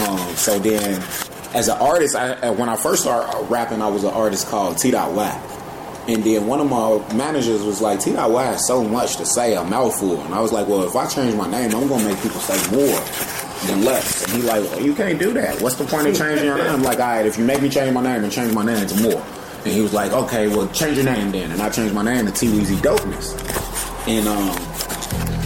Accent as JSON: {"language": "English", "town": "Chicago", "region": "Illinois", "country": "United States", "said": "we're from Chicago"}